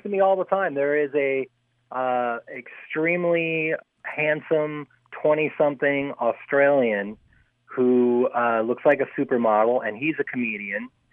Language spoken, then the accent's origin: English; Chicago, Illinois, United States; also born or lived in Los Angeles; now in San Francisco, United States; I didn't grow up here. No, I'm I'm a, I'm a transplant. Uh, I came from Chicago originally